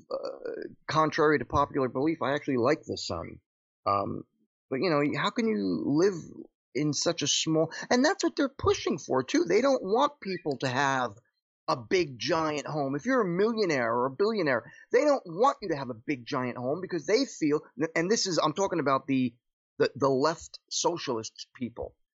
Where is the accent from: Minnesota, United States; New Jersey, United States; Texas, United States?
New Jersey, United States; Paterson; moved away as an adult; born and raised in Patterson, New Jersey